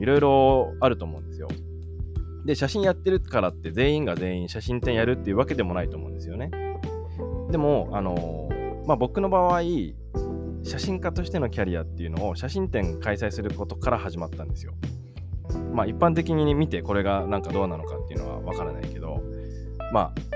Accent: Sendai, Miyagi, Japan; now in Yakushima, Japan; 僕と同じ仙台出身なんですよ。宮城県仙台市出身で

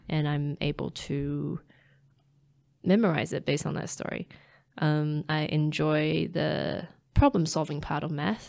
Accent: Taipei, Taiwan; now in New Zealand; growing up in Taiwan, being a city girl, well, um, Taipei

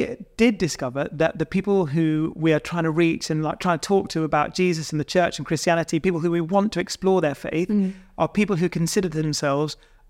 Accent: Bridgend, Wales, United Kingdom; born there; Yeah, I was born there. Well, I was born in Bridgend.

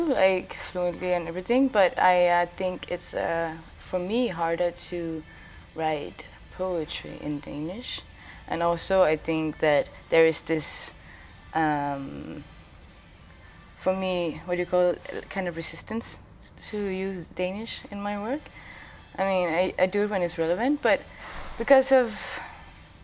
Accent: Greenland; I was born and raised in Greenland, and I grew up speaking three languages all the time

